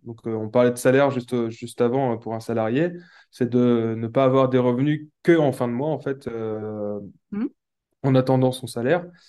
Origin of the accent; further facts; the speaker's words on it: Brittany, France; also born or lived in Nantes; je suis de Bretagne